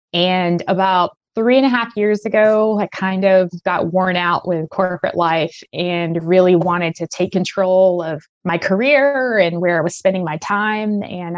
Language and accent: English; Arkansas, United States; Yeah, so I grew up in Arkansas, Southern Arkansas. My parents were super young when I came along.